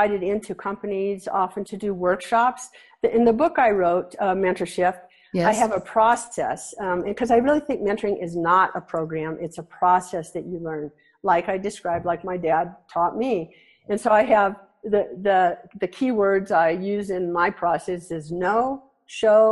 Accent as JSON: {"language": "English", "region": "Nebraska", "country": "United States", "tie": "born or raised there", "said": "I grew up in Nebraska"}